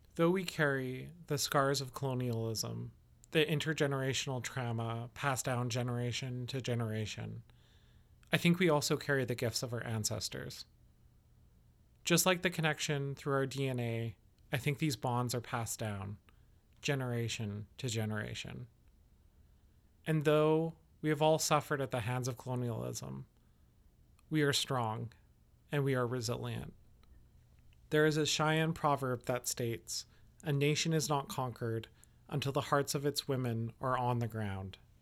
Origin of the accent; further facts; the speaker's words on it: Yellowknife, Northwest Territories, Canada; now in West Coast, Canada; I was born in Yellowknife